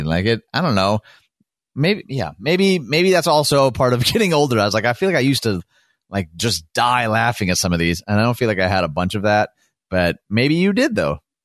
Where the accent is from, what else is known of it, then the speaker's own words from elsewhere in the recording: Detroit, Michigan, United States; now in Chicago, United States; I was from Detroit.